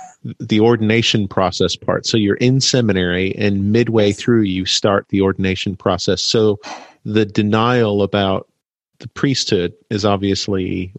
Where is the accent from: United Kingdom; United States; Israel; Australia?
United States; Massachusetts; now in Wisconsin, United States; I grew up in Massachusetts.